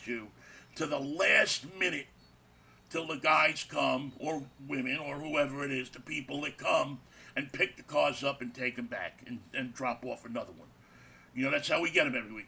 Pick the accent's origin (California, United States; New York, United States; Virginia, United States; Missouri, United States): New York, United States; New York City; We grew up together in Jackson Heights.